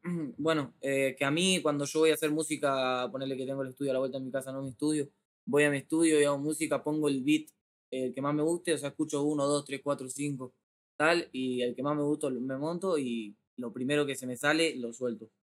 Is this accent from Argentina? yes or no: yes; Argentina; estoy en México, vengo de Argentina, de mi barrio